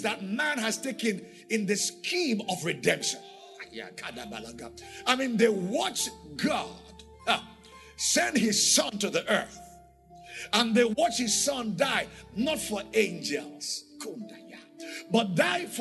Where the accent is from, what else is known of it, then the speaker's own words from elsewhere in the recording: Nigeria; I'm not just a citizen of Nigeria